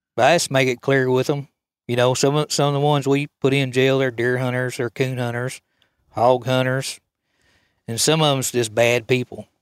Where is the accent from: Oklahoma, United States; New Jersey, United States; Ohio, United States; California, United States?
Oklahoma, United States; Coal County; I was raised here in Cope County.